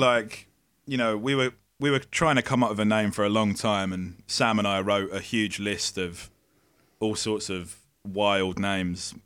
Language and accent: English; Essex, East of England, United Kingdom; we would play in pubs in our, in our local area in Essex